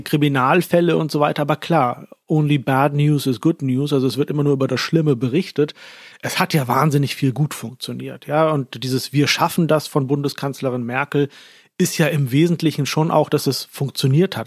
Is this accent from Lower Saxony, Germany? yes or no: yes; Lower Saxony, Germany; moved away as an adult; also born or lived in Baden-Württemberg, Germany / Pakistan / Turkey; now in Austria; ich komme aus Norddeutschland, aus einem Dorf namens Holland Schwielenfleet